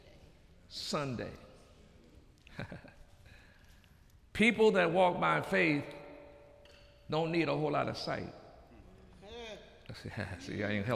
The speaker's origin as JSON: {"language": "English", "country": "United States", "said": "I'm an American"}